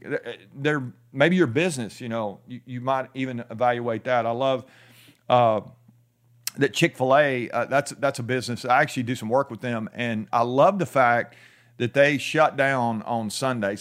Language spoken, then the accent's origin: English; United States